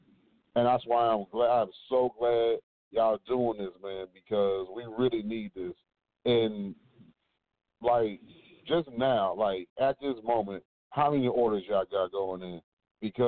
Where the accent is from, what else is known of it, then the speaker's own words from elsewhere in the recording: Fort Worth, Texas, United States; We said we was from the South Side.